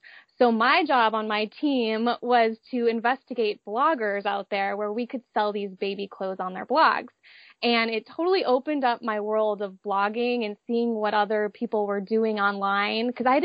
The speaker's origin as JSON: {"language": "English", "region": "Minnesota", "country": "United States", "tie": "born or raised there", "moved": "as an adult", "lives_now": "San Diego, United States", "said": "I grew up in Minnesota, but moved out to San Diego for college"}